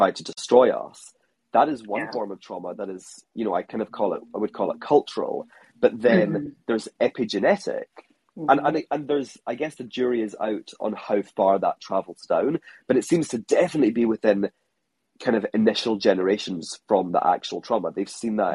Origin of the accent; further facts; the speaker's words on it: Scotland, United Kingdom; now in Hong Kong; I'm a Scottish